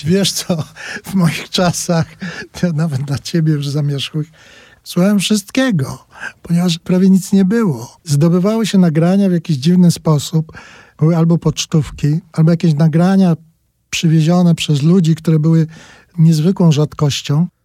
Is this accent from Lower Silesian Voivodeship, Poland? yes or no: no; Brzesko, Lesser Poland, Poland; Jakieś tam nagrania na taśmach ktoś przywoził, to pół miasta się zbierało, bo ja jestem z małego miasta, się nazywa Brzesko i tam się zbierało kilku ludzi i tego słuchaliśmy z jakąś nabożną czcią.